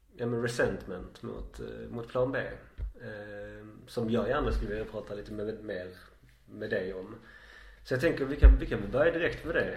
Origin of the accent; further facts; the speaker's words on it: Skåne, Sweden; oss oinvigda skåningar